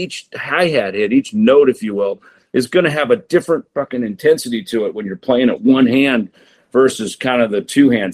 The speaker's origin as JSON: {"language": "English", "country": "United States", "said": "as an American musician"}